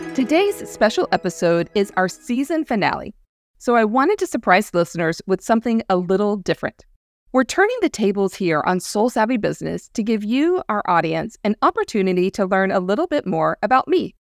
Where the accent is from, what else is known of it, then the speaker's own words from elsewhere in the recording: the American South, United States; growing up in the American South, we were surrounded by evangelical culture